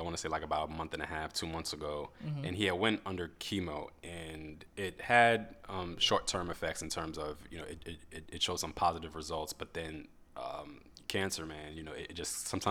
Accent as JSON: {"language": "English", "region": "New York", "country": "United States", "tie": "born or raised there", "said": "my hometown, New York"}